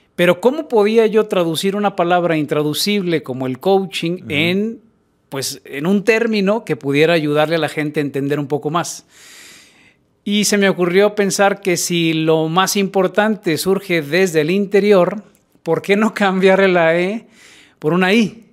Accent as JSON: {"language": "Spanish", "town": "Guadalajara", "region": "Jalisco", "country": "Mexico", "tie": "born or raised there", "said": "yo nací en Guadalajara"}